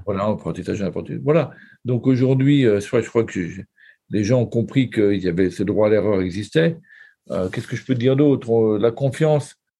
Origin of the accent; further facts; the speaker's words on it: France; accent: Frenchie; avec mon accent de Frenchie